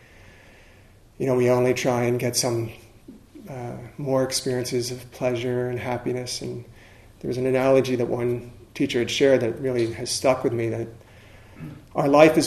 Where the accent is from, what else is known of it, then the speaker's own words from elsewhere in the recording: the Maryland area, United States; I grew up in the Maryland area, and so the Potomac River is right there